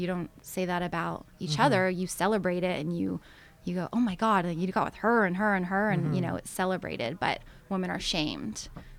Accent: Canada; especially as Canadian women, we're taught to not really, you know, want to use our sexuality or our beauty to our advantage

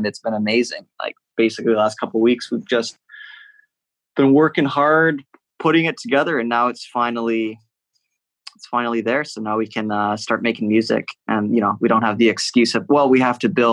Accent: Whitby, Ontario, Canada; also born or lived in Oshawa; I grew up in Whitby, and I spent my whole life saying I'm from Whitby, not from Oshawa

